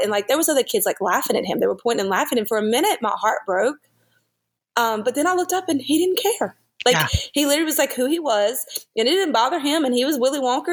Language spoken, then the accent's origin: English; the South, United States; we grew up down here in the South.